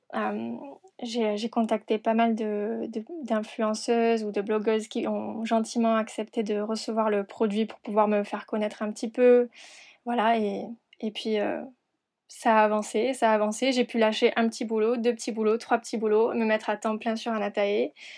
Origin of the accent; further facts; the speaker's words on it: Perpignan, Occitania, France; also born or lived in Montpellier / London / Argentina / Hong Kong; now in Paris, France; Je suis originaire de Perpignan